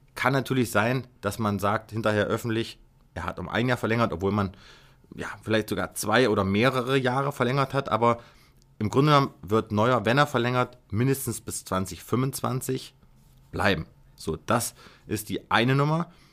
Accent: Kassel, Hesse, Germany; Ich bin ja gebürtig aus Kassel

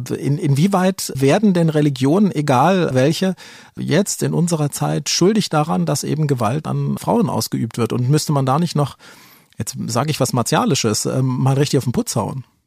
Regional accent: Germany; hier bei uns in Deutschland

